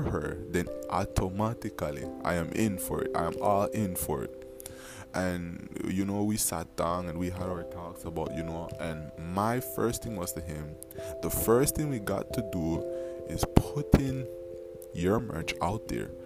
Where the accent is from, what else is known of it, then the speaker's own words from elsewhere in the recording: Belize; also born or lived in Dangriga, Belize; I'm from Belize.